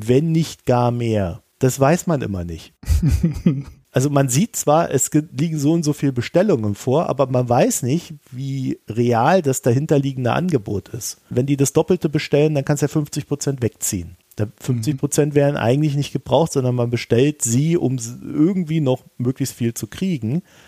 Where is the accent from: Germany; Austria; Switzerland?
Germany; ich als Deutscher